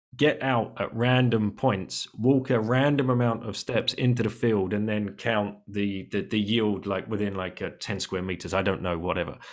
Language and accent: English; United Kingdom; we're British.